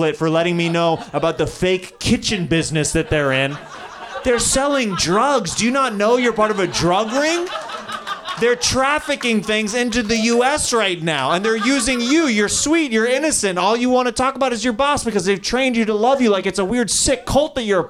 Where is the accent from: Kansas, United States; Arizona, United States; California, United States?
Kansas, United States; moved away; I'm from Kansas